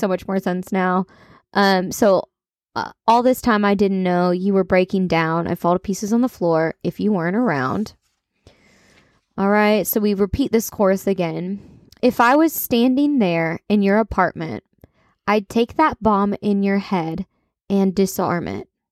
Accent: Kentucky, United States; accent: country; I'm from Kentucky

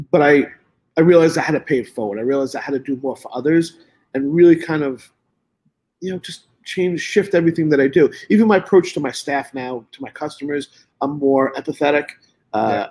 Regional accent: New York City, New York, United States; moved away; a lot of my friends I grew up with in Brooklyn

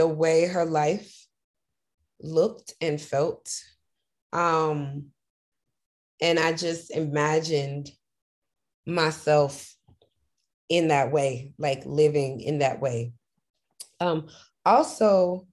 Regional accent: Memphis, Tennessee, United States; moved away; I loved growing up in Memphis

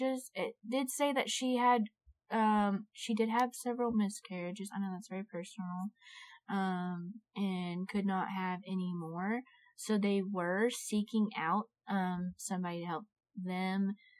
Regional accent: Florida, United States; moved away; Only in my hometown. Only in Florida.

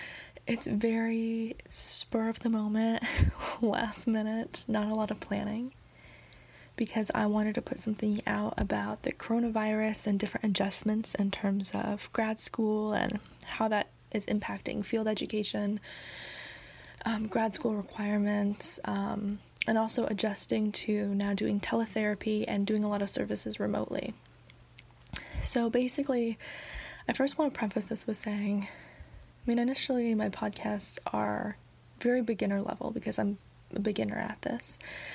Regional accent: New York City, New York, United States; I came home because I'm from New York City. And I came home before all of this started happening with coronavirus, before New York City really started taking hits.

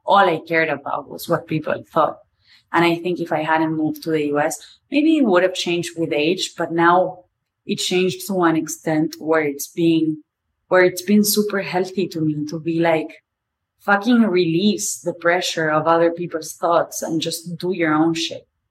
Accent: Argentina; accent: Argentinian; first language Spanish; English is a second language; moved away as an adult; now in New York, United States; I'm Argentinian, my family's there, a lot of my friends are there, and my life is now in New York

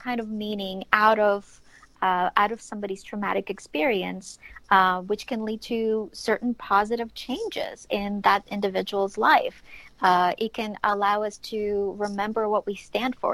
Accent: Ukraine; moved away; I grew up in Ukraine.

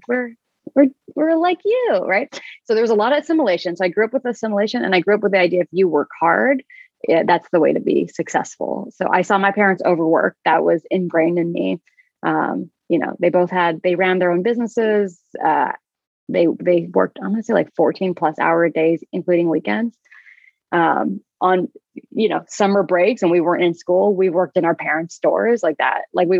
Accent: California, United States; born there; So they came to the US before I was born, when I was born in California.

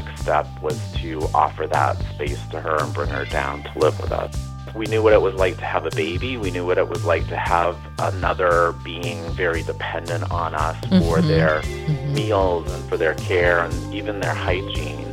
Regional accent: Maine, United States; moved away as an adult; also born or lived in Portland, Maine / Atlanta; now in Boston, United States; I grew up in New England, actually in Maine, as did my husband

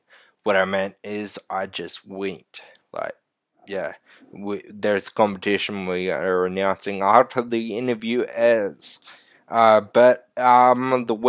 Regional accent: Australia; We're fucking Australian

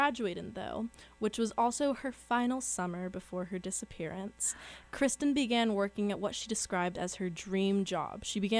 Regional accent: San Luis Obispo, California, United States; Which is my hometown.

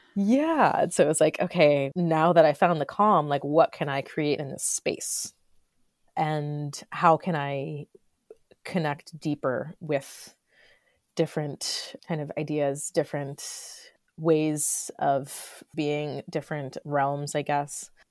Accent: Florida, United States; also born or lived in Los Angeles / New York (upstate); now in Upstate New York, United States; I grew up in Florida. I lived in Los Angeles for ten years.

